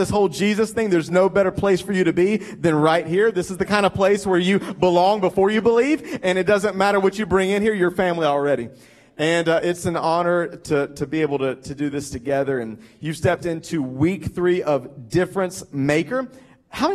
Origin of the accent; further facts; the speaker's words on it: Greenville, South Carolina, United States; accent: southern; moved away as an adult; also born or lived in Lexington, Kentucky / Atlanta, Georgia; now in Lancaster, United States; We grew up in Greenville, South Carolina, most of my life